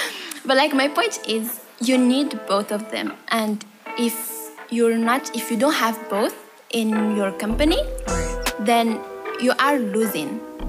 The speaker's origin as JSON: {"language": "English", "country": "Morocco", "said": "I'm from Morocco."}